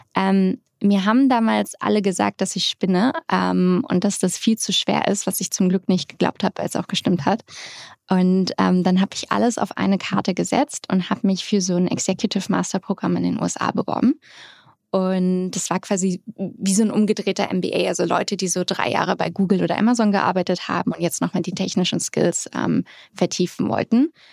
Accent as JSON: {"language": "German", "region": "Hamburg", "country": "Germany", "also_born_or_lived": "Netherlands / London", "moved": "as an adult", "lives_now": "United States", "said": "Ich bin Hamburgerin aus St. Georg"}